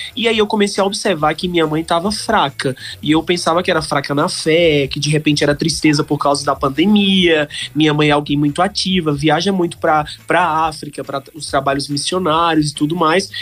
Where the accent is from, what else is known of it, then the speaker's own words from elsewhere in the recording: Campina Grande, Paraíba, Brazil; also born or lived in Congo; Eu sou campinense, nasci em Campina Grande